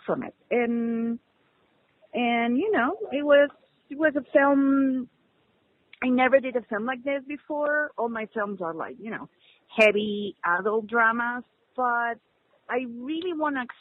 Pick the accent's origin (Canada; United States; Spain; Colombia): Spain; I'm a filmmaker from Spain